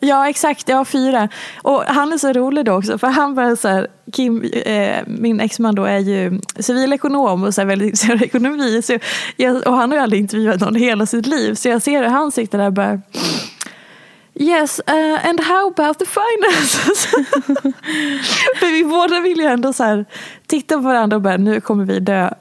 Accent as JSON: {"language": "Swedish", "town": "Falun", "region": "Dalarna County", "country": "Sweden", "said": "jag är ju också från Dalarna"}